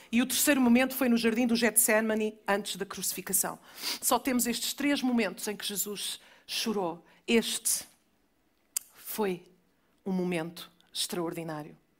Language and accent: Portuguese; Almada, Lisbon, Portugal; also born or lived in Alvalade, Lisbon; now in London, United Kingdom; da Cova da Piedade